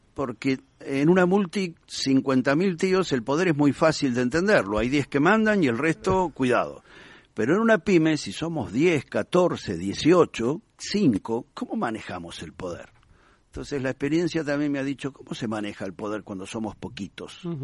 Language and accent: Spanish; Argentina; moved away as an adult; now in Spain; por el acento, te darás cuenta que no nací ni en Madrid ni en Bilbao. Eh, fui argentino, pero llevo aquí más de 25 años